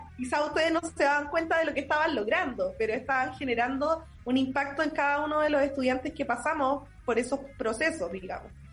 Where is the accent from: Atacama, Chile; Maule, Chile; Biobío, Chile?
Maule, Chile; Linares; also born or lived in Santiago; soy de Linares, nacida y criada acá en Linares.